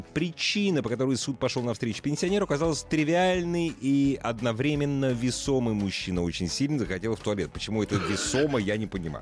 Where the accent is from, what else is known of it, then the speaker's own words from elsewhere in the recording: Moscow, Russia; Мы, москвичи